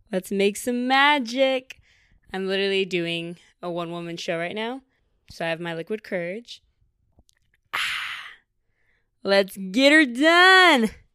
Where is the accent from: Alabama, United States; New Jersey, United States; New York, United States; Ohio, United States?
New York, United States; Syracuse; now in Austin, United States; I was born here in Austin, but we moved to New York when I was around, like, five or six for my mom because she got a job up in Syracuse